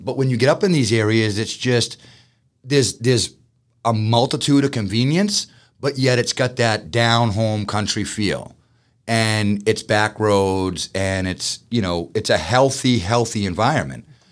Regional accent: Boston, Massachusetts, United States; moved away as an adult; now in Georgia, United States; I'm a Bostonian, I'm fast-paced

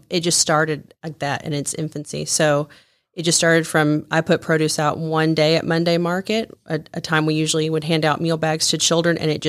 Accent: Joplin, Missouri, United States; in Joplin, Missouri

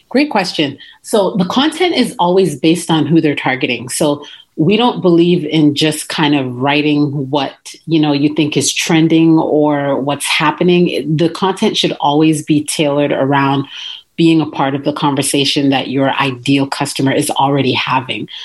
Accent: Toronto, Ontario, Canada; moved away; I was born and raised in Toronto

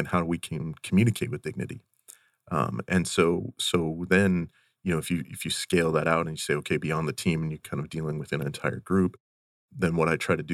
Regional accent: Western Montana, United States; as a kid, growing up in Western Montana

